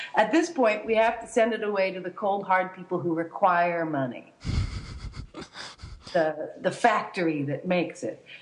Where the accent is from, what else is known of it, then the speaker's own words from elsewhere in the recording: Hawaii, United States; I was born in Hawaii